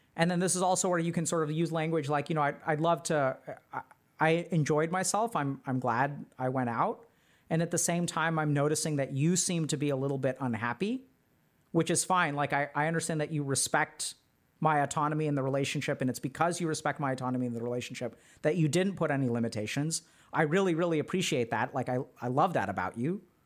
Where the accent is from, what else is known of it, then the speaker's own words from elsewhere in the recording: Texas, United States; I grew up in Texas